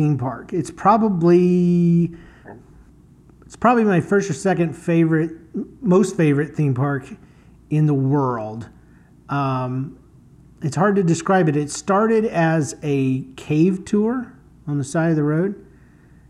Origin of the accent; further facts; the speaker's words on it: Florida, United States; now in St. Louis, United States; I'm from Florida, and it is so dang hot